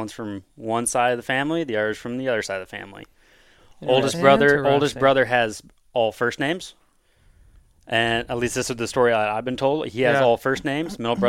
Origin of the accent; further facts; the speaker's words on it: Osage City, Kansas, United States; Well, I'm born and raised in Kansas from a little farm town, Osage City. If you want to find it, you just go south of Topeka about 30, 40 minutes.